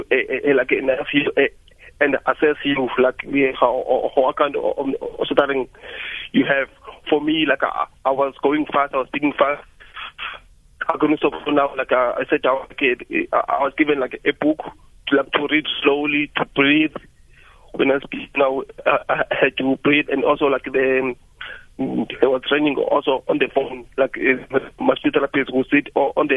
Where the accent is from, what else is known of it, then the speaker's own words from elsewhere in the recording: Cape Town, Western Cape, South Africa; I'm from Tolo in Eastern Cape, but I grew up in Cape Town, like in places like Lan, Lisha, Philippi.